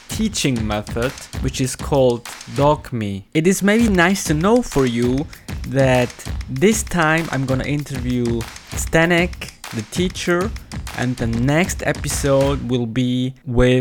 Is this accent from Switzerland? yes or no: yes; Switzerland; English is a second language; I come from Switzerland and I am the host of this show. Actually, I am an English learner